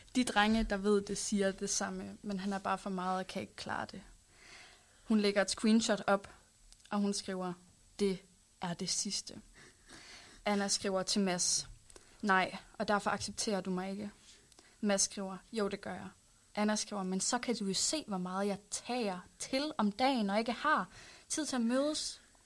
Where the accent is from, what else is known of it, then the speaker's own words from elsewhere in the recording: Hals, North Denmark Region, Denmark; jeg kommer fra Hals. Det er sådan en lille by, der ligger øh, nord for øh, Aalborg